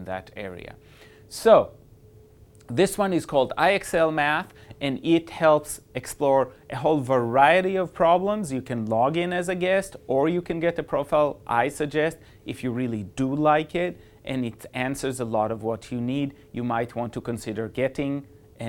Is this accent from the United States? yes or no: no; Switzerland; moved away; I was born in Switzerland